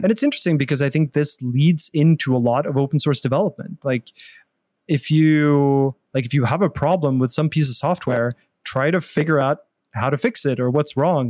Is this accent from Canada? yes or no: no; Norway; moved away as an adult; also born or lived in Australia / England / Los Angeles; now in United States; I'm, I'm from Norway originally. So, I started my bachelor's in Norway